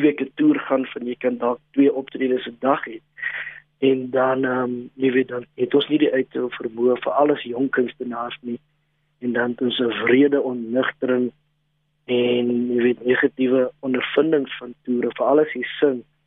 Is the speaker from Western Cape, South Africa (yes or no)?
yes; Western Cape, South Africa; first language Afrikaans; my moedertaal is Afrikaans, grootgeword in die Kaap, 'n um, bietjie rondgetrek